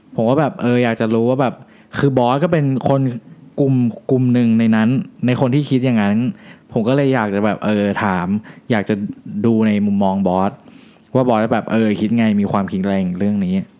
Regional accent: Thailand; ที่นี่คือบ้านเกิดเรา

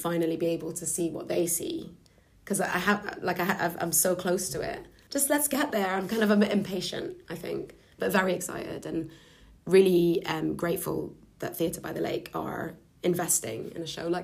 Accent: Lebanon; moved away as an adult; also born or lived in London; I'm half Lebanese, half Scottish, and I grew up in Lebanon until I was about 18

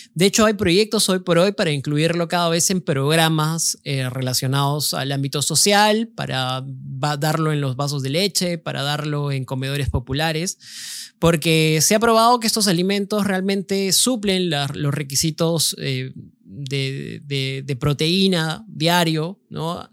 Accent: Cusco, Peru; siendo cusqueño

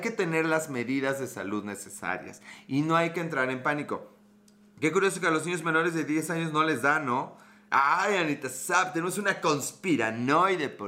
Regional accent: Puebla, Mexico; ¿Tengo acento acaso de algún otro país? Eh, soy de Puebla, México. Puebla, Puebla.

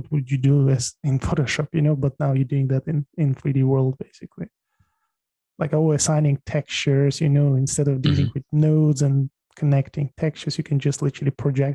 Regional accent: Tajikistan; moved away; I was born in Tajikistan, which is ex-Soviet Republic.

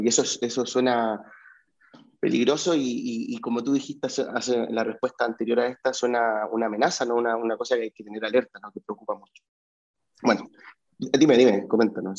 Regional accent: Chile; moved away; yo como vengo de Chile

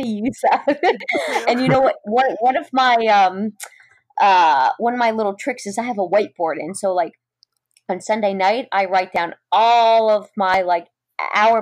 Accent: New England, United States; I grew up in New England and we have some pretty cold winters.

